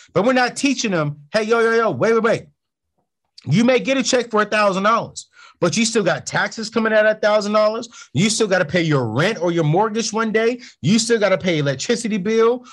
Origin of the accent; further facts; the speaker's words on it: San Diego, California, United States; San Diego, California